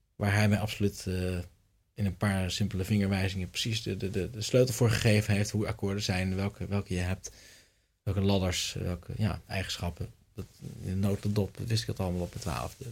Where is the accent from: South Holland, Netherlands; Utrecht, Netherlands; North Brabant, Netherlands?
Utrecht, Netherlands; Tienhoven; Tienhoven, het dorp waar ik vandaan kom